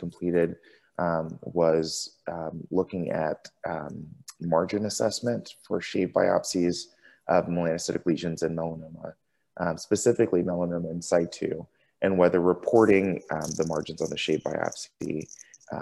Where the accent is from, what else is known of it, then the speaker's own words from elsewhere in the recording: Tampa, Florida, United States; moved away as an adult; now in San Francisco, United States; I grew up in Tampa and went to college at University of South Florida